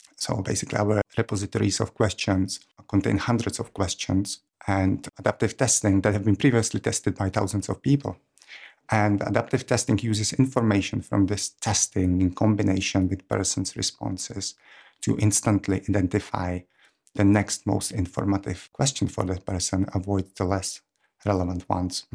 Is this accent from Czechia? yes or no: yes; Czechia; moved away as an adult; now in Cambridge, United Kingdom; I'm from Czech Republic, but I've been in Cambridge since two thousand ten